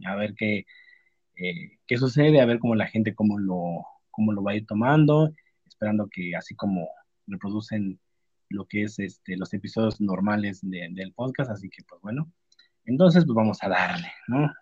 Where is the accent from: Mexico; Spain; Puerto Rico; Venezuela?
Mexico